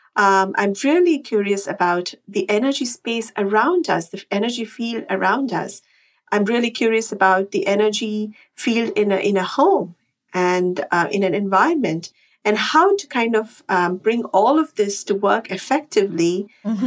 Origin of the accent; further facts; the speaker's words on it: Chennai, Tamil Nadu, India; moved away as an adult; now in Westchester, United States; I am a Chennai girl. I grew up in Chennai.